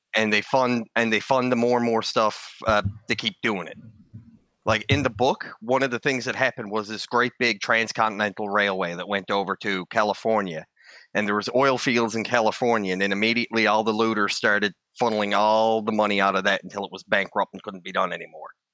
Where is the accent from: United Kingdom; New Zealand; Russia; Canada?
Canada; Newfoundland and Labrador; here in Canada, because I'm from Newfoundland